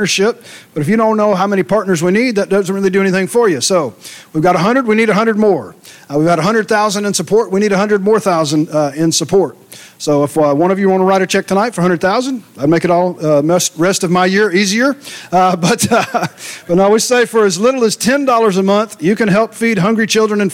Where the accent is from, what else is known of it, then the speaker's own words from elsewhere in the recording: Ringgold, Louisiana, United States; moved away as an adult; also born or lived in Mansfield, Louisiana / Minden, Louisiana; I was born in Mansfield, raised in Ringgold, went to high school in Minden, and been moving ever since